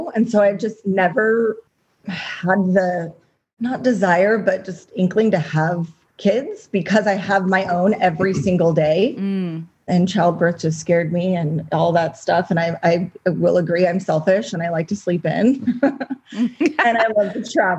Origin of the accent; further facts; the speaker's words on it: Long Beach, California, United States; moved away as an adult; also born or lived in San Diego; I'm from Long Beach and moved to San Diego after school.